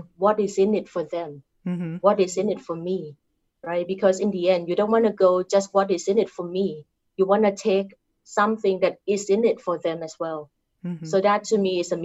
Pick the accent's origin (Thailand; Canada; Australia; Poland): Thailand; accent: Thai; English is a second language; moved away; I'm Thai. I cannot change my accent to be Caucasian accent or European accent.